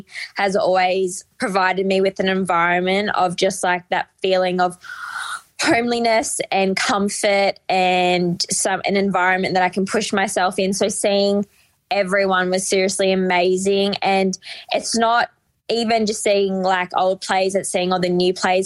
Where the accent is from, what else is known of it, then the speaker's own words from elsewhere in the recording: Albury, New South Wales, Australia; now in Melbourne, Australia; I'm from the New South Wales side